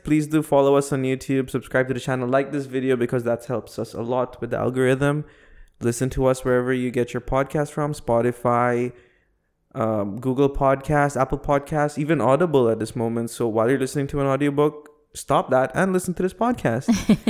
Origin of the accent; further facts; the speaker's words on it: Philippines; first language Tagalog; English is a second language; But yeah, Tagalog is my first language, so I'm saving it for